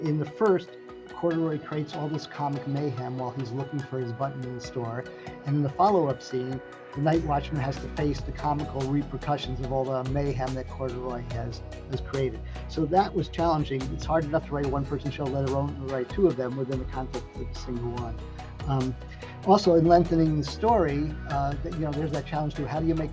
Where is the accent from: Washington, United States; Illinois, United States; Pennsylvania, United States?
Pennsylvania, United States; Lancaster; when I was first working at this theater in my hometown, where I live now in Lancaster, Pennsylvania